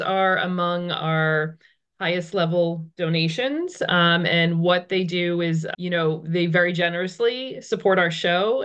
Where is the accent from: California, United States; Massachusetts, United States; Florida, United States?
Massachusetts, United States; outside Boston; moved away as an adult; now in Ridgewood, United States; I'm actually originally from Massachusetts, just outside of the Boston area